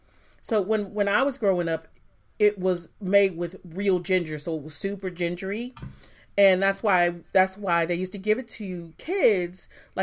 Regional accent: Michigan, United States; a Michigan girl, so it's Verner's or nothing, man.

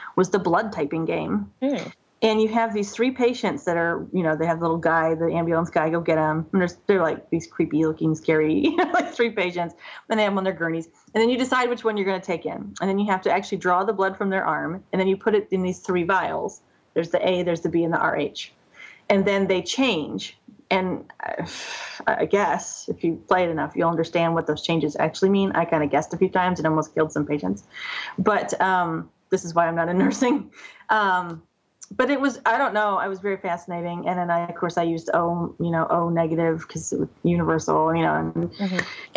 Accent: United States; as an American

